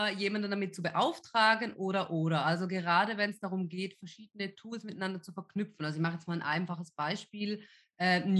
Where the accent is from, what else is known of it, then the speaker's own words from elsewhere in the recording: Switzerland; ich komme ja ursprünglich aus der Schweiz, ja, ähm, weil das damals vor allem auch bei uns auf dem Land so ein mega neues Thema war